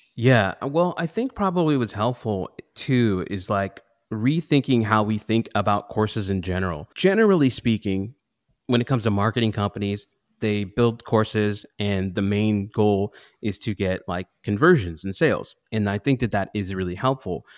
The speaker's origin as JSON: {"language": "English", "town": "Pittsburgh", "region": "Pennsylvania", "country": "United States", "tie": "born or raised there", "said": "when I was about six years old, I grew up in Pittsburgh."}